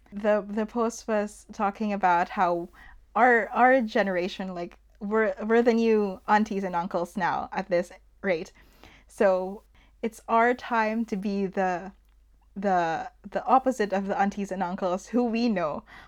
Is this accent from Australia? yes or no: no; Philippines; And me, I'm not in the Philippines anymore, but being a Filipino here, it still follows me.